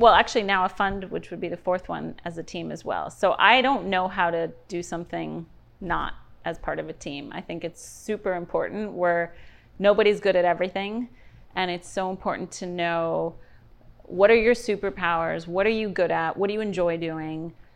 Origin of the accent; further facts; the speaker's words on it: New York City, New York, United States; moved away as an adult; now in Miami, United States; I grew up in New York City, so as a young girl, went to school in New York